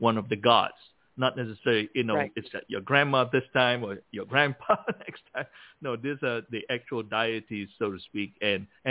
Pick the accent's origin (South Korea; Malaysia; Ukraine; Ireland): Malaysia; moved away; growing up in Malaysia